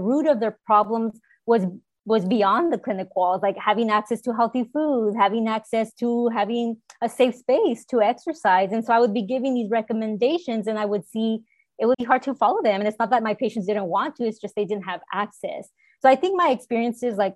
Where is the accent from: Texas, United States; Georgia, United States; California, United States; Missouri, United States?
California, United States; Selma; I was born and raised in Salma, California, and it's a small rural town here in Fresno County.